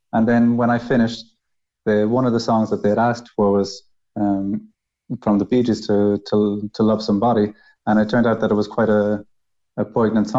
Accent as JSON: {"language": "English", "country": "Ireland", "moved": "as an adult", "lives_now": "Spain", "said": "I'm Irish"}